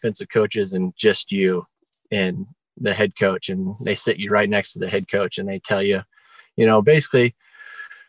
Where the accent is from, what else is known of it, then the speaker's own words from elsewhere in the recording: Porterville, California, United States; also born or lived in Bakersfield, California; now in Morro Bay, United States; I grew up over in the Central Valley, just outside of Porterville, California